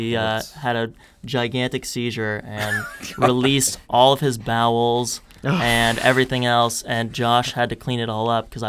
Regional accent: Florida, United States; moved away as an adult; also born or lived in New York; I'm from Florida originally, but ended up moving up to New York after I graduated high school

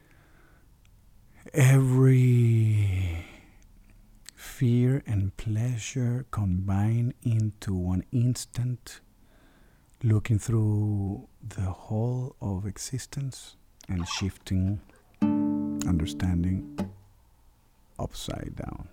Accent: Venezuela; I'm from Venezuela

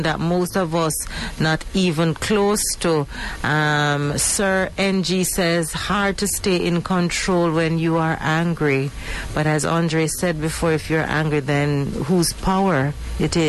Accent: Jamaica; as Jamaican

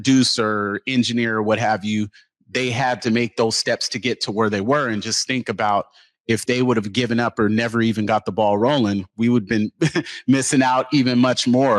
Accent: Seattle, Washington, United States; I'm born and raised in Seattle, grew up in the Central District

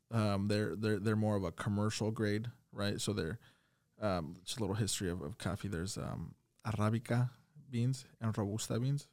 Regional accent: Perry, Iowa, United States; I was born in Perry

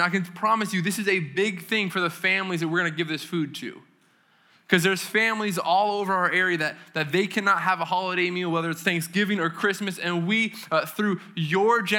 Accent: New England, United States; I'm from New England

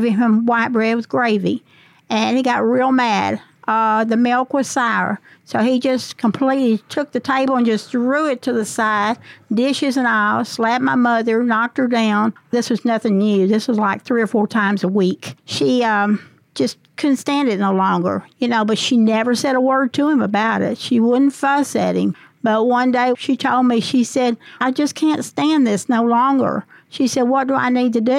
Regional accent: Walcott, Arkansas, United States; also born or lived in Paragould, Arkansas; I was raised up in Walcott, Arkansas. I was born in Paragould.

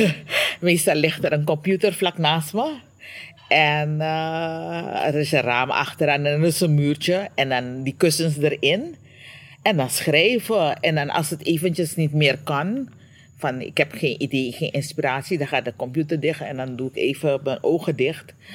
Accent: Suriname; now in Curaçao; Suriname is waar ik geboren ben, waar ik getogen ben, waar mijn navelstreng bewaard of begraven is

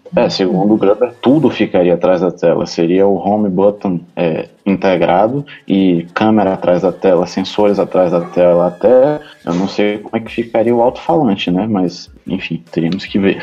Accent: Salvador, Bahia, Brazil; eu sou de Salvador

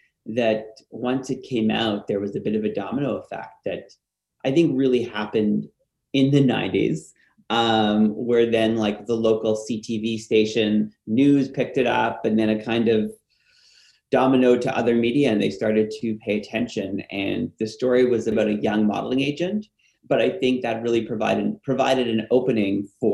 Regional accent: Ottawa, Ontario, Canada; the local newspaper in my hometown in Ottawa

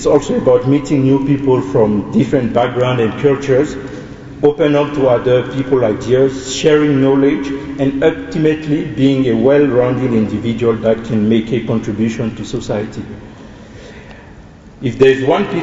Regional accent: Côte d’Ivoire; English is a second language; moved away as an adult; also born or lived in Montpellier, France; now in Johannesburg, South Africa; I'm also an international student, and I'm from the Ivory Coast.

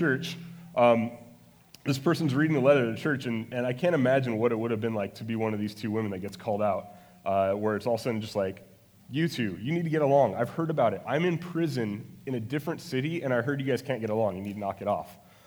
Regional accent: Phoenix, Arizona, United States; also born or lived in Salt Lake City, Utah; now in Maricopa, United States; I was born in Salt Lake City, but I've lived here since I was eight, and So I guess I'm a Phoenix native

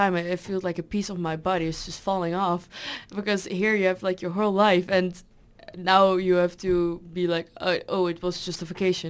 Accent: Netherlands; English is a second language; now in Germany; Like the accent and everything. Yeah. Because you really hear that I'm from the Netherlands

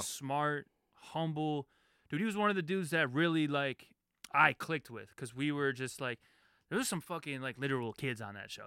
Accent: Detroit, Michigan, United States; also born or lived in Chicago; They flew me home to Detroit

